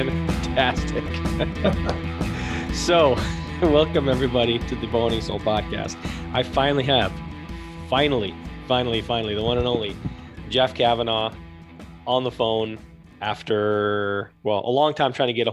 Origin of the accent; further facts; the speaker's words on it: just north of Toronto, Ontario, Canada; moved away; also born or lived in Newmarket, Ontario / Holland Landing, Ontario; I grew up in Canada. I grew up just north of Toronto